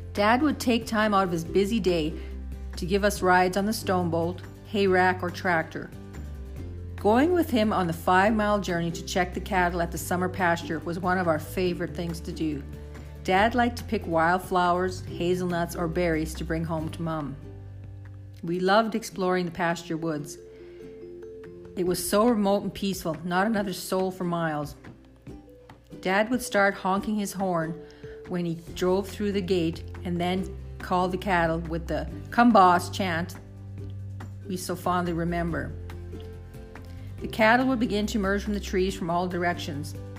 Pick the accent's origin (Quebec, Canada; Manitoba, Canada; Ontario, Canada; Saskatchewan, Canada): Saskatchewan, Canada; growing up on the farm in Saskatchewan in the 60s and 70s